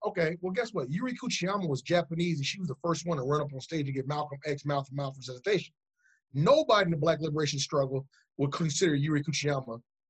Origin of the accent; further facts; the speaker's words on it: England, United Kingdom; I had some partners from England. I'm from England.